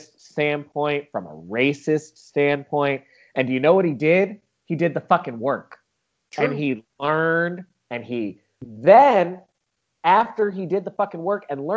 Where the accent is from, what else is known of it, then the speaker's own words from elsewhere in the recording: United States; I'm an American